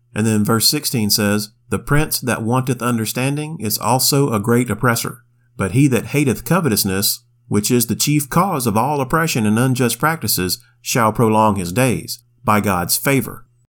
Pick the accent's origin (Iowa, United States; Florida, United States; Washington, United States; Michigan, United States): Florida, United States; Pensacola; My hometown of Pensacola, Florida